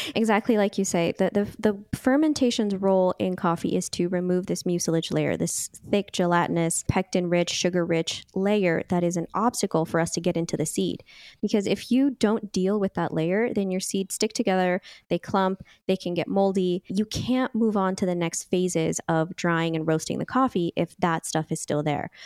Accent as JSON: {"language": "English", "area": "Bay Area", "region": "California", "country": "United States", "tie": "born or raised there", "also_born_or_lived": "Napa Valley", "said": "I grew up in the Bay Area as well"}